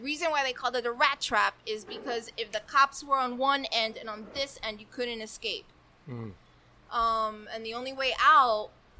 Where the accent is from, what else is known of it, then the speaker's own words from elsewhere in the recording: Hialeah, Florida, United States; also born or lived in New Jersey; So, I was born in Jersey, raised in Hialeah. I came to Hialeah when I was, like, not even a year old.